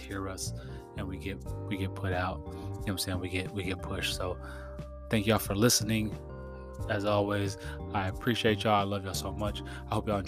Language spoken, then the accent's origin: English; San Diego, California, United States; I'm from San Diego